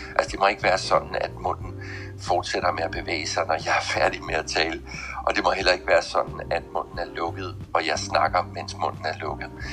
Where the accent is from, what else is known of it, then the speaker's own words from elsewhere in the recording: Southern Jutland, Southern Denmark, Denmark; moved away; jeg kommer oprindeligt fra Sønderjylland